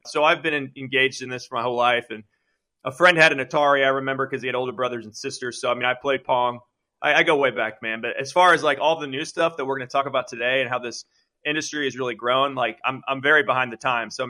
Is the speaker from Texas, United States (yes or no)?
no; Parkville, Missouri, United States; a Northland kid growing up in the Parkville, kind of more of the Park Hill kind of area